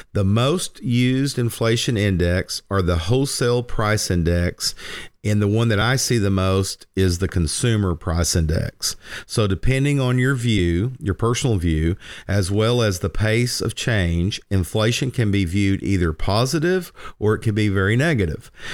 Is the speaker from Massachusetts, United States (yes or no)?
no; Lindsay, Oklahoma, United States; as a kid growing up in Lindsay on Murray Hill